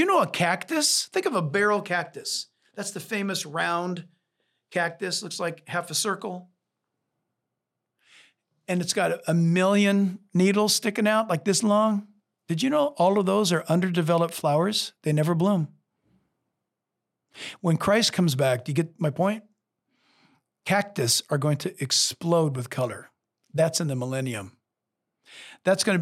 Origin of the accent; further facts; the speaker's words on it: California, United States; I'm a Californian